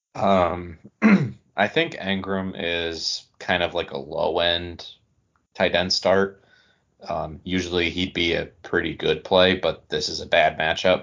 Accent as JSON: {"language": "English", "area": "small area ~30 minutes from Tawas", "region": "Michigan", "country": "United States", "tie": "born or raised there", "said": "I grew up in such a small area"}